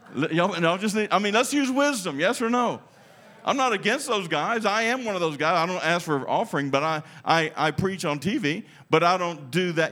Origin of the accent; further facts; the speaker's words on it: United States; I'm American